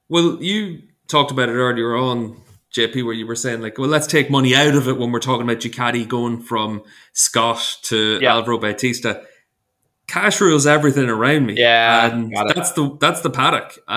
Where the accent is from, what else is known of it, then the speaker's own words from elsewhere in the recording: Ireland; As an Irishman, I struggle to say or.